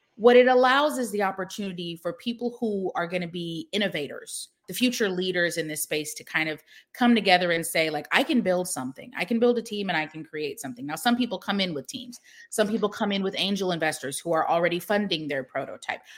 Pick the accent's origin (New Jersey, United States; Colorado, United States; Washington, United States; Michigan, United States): Washington, United States; Seattle; moved away as an adult; now in Atlanta, United States; I grew up in Seattle